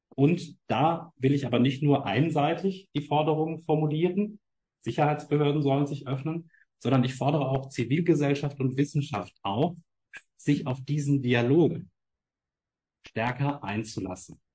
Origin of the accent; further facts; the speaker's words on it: Main-Tauber-Kreis, Baden-Württemberg, Germany; moved away; Ich komme ursprünglich aus dem Main-Tauber-Kreis